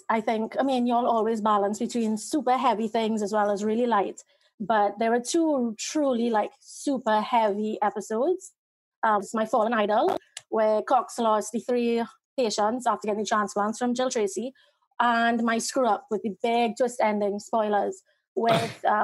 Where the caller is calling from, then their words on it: Trinidad & Tobago; Trinidad in the Caribbean.